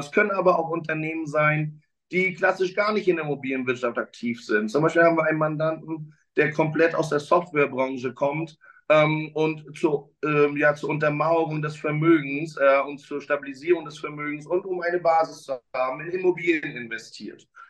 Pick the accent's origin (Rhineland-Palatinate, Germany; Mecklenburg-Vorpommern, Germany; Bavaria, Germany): Mecklenburg-Vorpommern, Germany; now in Berlin, Germany; ich bin ein Kind des Nordens, bin in Mecklenburg-Vorpommern aufgewachsen